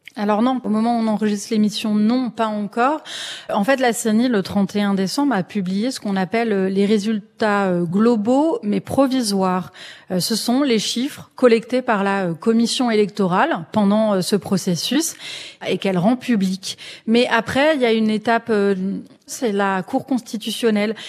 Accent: France; en tant que Français.

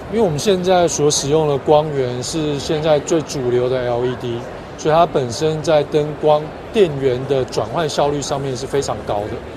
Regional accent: Taiwan; 我来自台湾

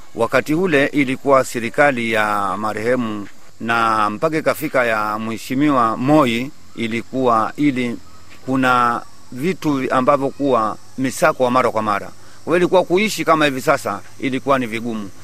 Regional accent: Kichaka Mkwaju, Kwale County, Kenya; Nimezaliwa hapa hapa Kichaka Mkwaju. Wazazi wangu ni wa hapa hapa Kichaka Nkwaju

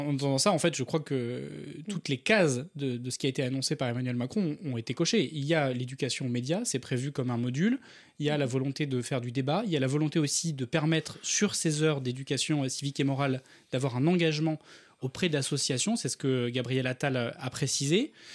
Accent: Ardèche, Auvergne-Rhône-Alpes, France; j'ai grandi en Ardèche

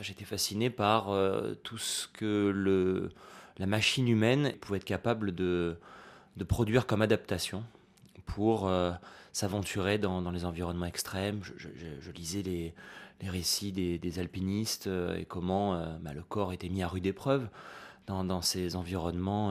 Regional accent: Nice, Provence-Alpes-Côte d'Azur, France; en grandissant à Nice tous les étés, j'allais à la plage comme tous les gosses

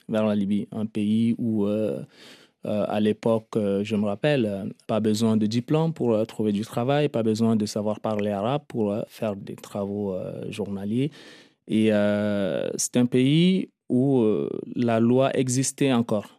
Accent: Lac, Chad; moved away as an adult; also born or lived in Darfur / Libya; now in Paris, France; je me considère quand même un peu tchadien parce que j'ai fait des études là et après, j'ai eu mon enfance là, ma jeunesse.

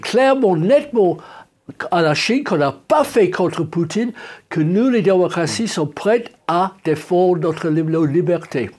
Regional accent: England, United Kingdom; chez nous en Angleterre

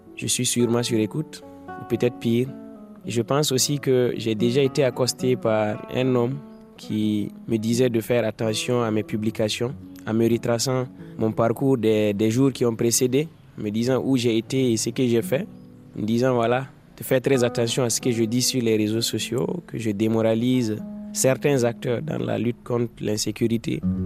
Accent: Dori, Sahel, Burkina Faso; J'ai grandi à Dori, dans le Sahel burkinabé.

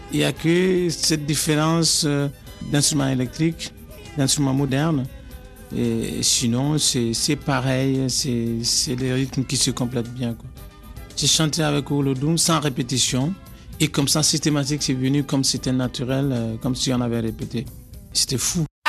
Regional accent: Mali; moved away as an adult; also born or lived in Paris / Montreuil; je viens du Mali.

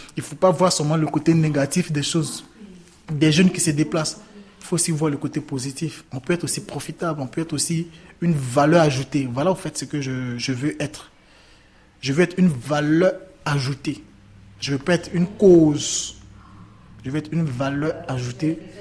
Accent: Côte d’Ivoire; moved away as an adult; also born or lived in Libya; now in Italy; J'ai quitté la Côte d'Ivoire parce que je voulais vivre. Parce qu'il y avait la guerre

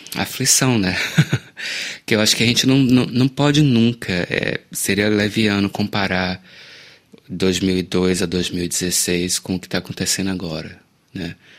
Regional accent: Salvador, Bahia, Brazil; eu nasci na Bahia

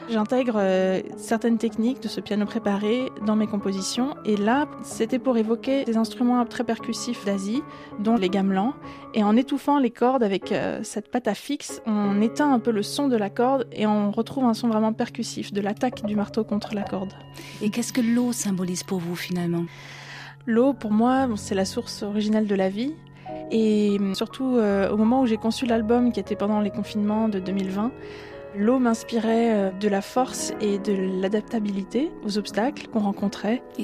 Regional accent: Geneva, Switzerland; Moi, je suis née à Genève, en Suisse, puis j'ai grandi à la frontière française.

